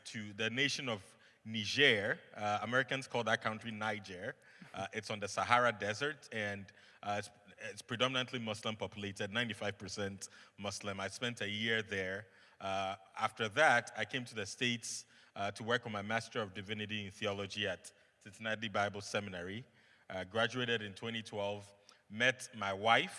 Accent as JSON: {"language": "English", "country": "Ghana", "tie": "born or raised there", "said": "I am from Ghana, West Africa"}